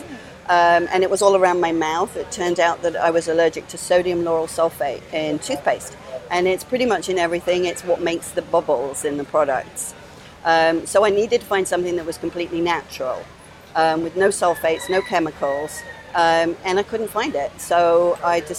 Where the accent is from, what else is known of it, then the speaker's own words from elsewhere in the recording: England, United Kingdom; moved away as an adult; also born or lived in Florida; now in Hawaii, United States; I'm originally from England